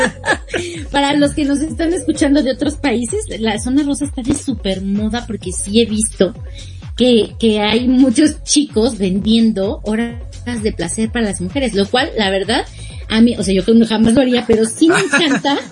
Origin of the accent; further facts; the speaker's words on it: Mexico; como buena mexicana